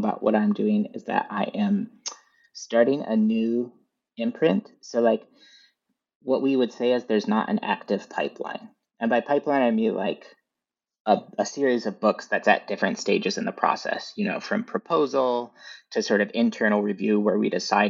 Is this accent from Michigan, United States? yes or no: yes; Northern Michigan, United States; I grew up in Northern Michigan, so we didn't really have a bookstore in our town so much.